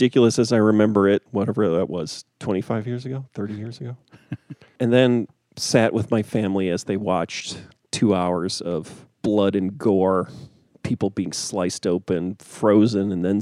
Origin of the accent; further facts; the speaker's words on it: United States; I'm an American